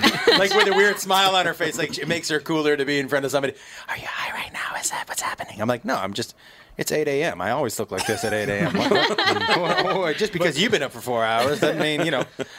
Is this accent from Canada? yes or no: no; Massachusetts, United States; because I grew up in Massachusetts